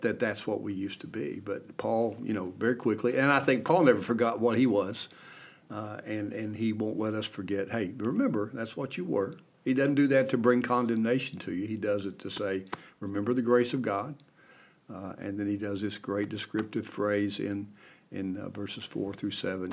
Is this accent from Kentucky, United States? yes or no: yes; Kentucky, United States; my home state of Kentucky